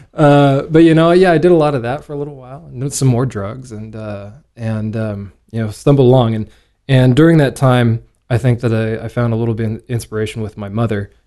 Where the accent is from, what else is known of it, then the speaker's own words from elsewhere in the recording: Chehalis, Washington, United States; I was born in Chehalis, Washington